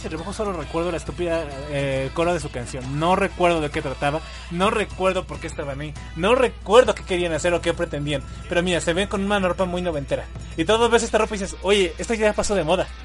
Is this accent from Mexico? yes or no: yes; Mexico; Porque somos mexicanos